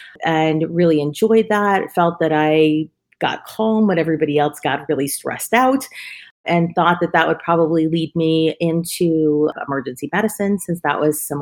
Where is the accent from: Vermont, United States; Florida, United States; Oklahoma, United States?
Vermont, United States; I was a girl from Vermont